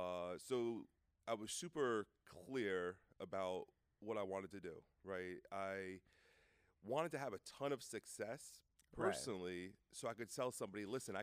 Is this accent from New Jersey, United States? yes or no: yes; Brick, New Jersey, United States; I grew up in New Jersey. It's a town called Brick is where I went to high school, right outside Thomas River, Seaside Heights.